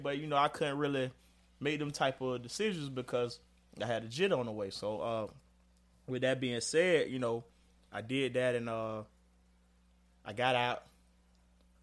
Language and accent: English; Jacksonville, Florida, United States; Born and raised, man. I'm from Florida Avenue